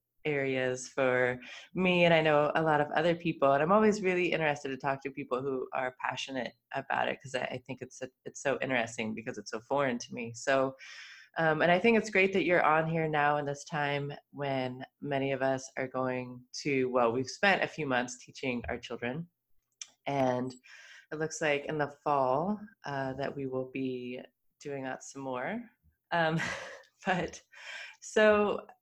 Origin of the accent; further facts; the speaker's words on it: Midwest, United States; I grew up in the Midwest in the 80s and 90s